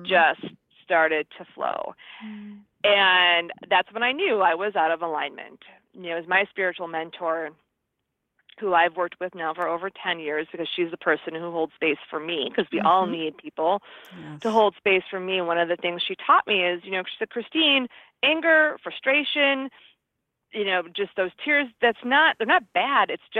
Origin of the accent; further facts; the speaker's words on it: Midwest, United States; now in California, United States; I'm from the Midwest